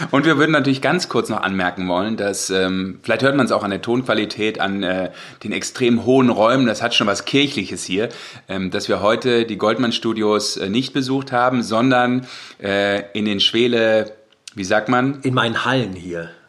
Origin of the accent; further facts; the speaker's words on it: Rhineland, Germany; Ich bin Rheinländer. Wir lachen immer.